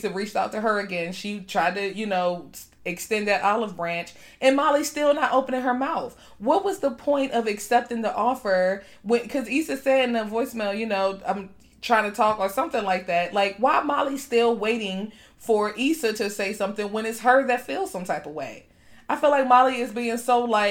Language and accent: English; East Coast, United States; I'm from the East Coast